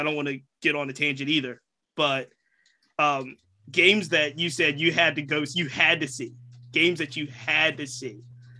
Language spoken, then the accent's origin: English; Virginia, United States; I'm from Virginia